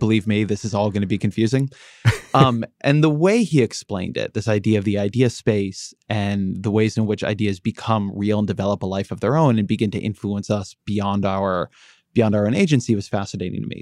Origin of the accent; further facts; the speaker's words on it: United States; I'm American.